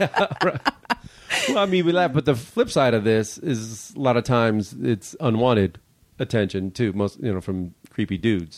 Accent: Crete, Illinois, United States; I grew up directly south, too, like, kinda by, not too far from the border

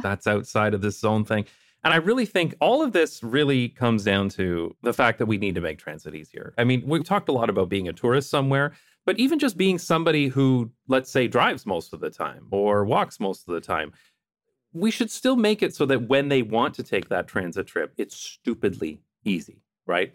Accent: London, Ontario, Canada; moved away; also born or lived in Toronto; my hometown of London, Ontario, Canada

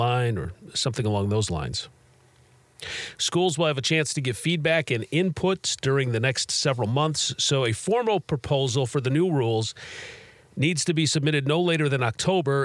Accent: Chicago, Illinois, United States; moved away as an adult; I grew up in Chicago, and I was there for the first three Jordan championships

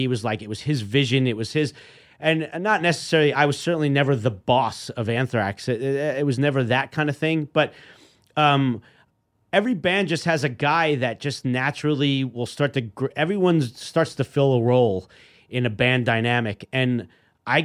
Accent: New York, United States; As a kid growing up in New York, I mean, Marv Albert was my local guy on the 6 o'clock news.

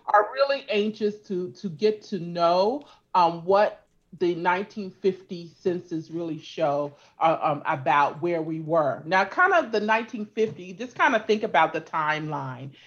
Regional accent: California, United States; also born or lived in Louisiana; I grew up in California

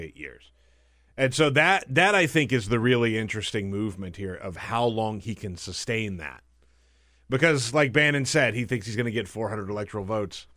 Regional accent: the South, United States; I grew up in the South

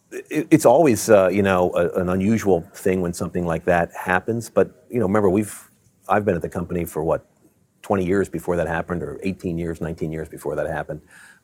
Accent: Baltimore, Maryland, United States; moved away as an adult; also born or lived in Virginia / Michigan; Well, I grew up in Baltimore.

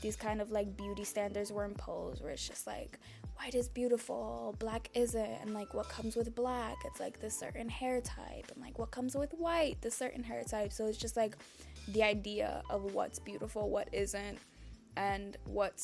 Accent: Dominican Republic; I'm from the Dominican Republic

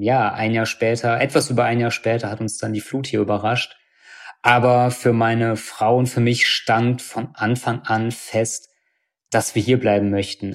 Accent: Bad Neuenahr-Ahrweiler, Rhineland-Palatinate, Germany; also born or lived in Cologne; Also ich bin in Bad Neuenahr geboren äh, und bin hier aufgewachsen

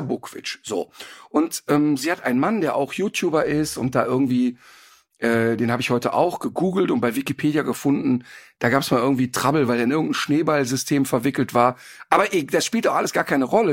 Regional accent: Ruhr area, North Rhine-Westphalia, Germany; now in Cologne, Germany; Ich komme ja ursprünglich aus dem Robot und habe ja nicht so eine Ursprungsaffinität. Aber durch die 30 Jahre Köln

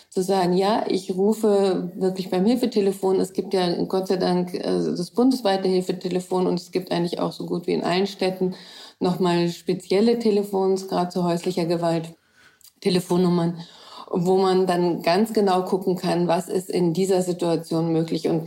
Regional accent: Germany; dann sage ich vielleicht als Deutsche da drin, dass äh, ihr das nicht machen dürft

